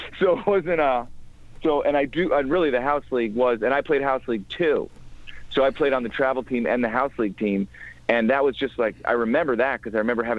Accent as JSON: {"language": "English", "region": "Midwest", "country": "United States", "tie": "born or raised there", "said": "even where I grew up in the Midwest, it wasn't as elite like that."}